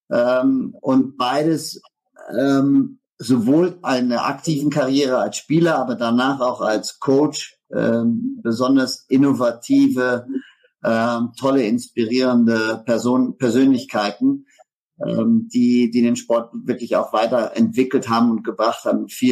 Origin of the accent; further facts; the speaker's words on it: Netherlands; German is a second language; now in Hamburg, Germany; Ich bin hier nach äh, Hamburg gezogen in 2011, äh, bin, bin Holländer äh, und habe ähm, hab hier gegründet äh, irgendwann mal in, in Hamburg eine Firma in der Getreidebranche